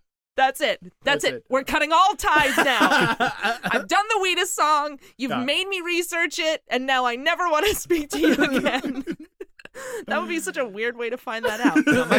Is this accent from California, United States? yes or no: no; Long Island, New York, United States